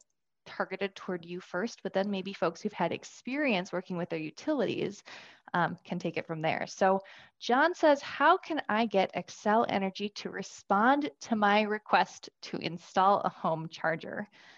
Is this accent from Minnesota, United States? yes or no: yes; Tracy, Minnesota, United States; I grew up in Tracy, so I'm from your neck of the woods, kind of.